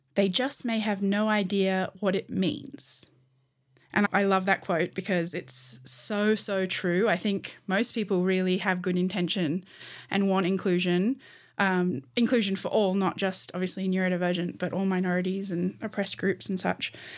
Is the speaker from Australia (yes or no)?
yes; Australia; I'm an Australian human rights lawyer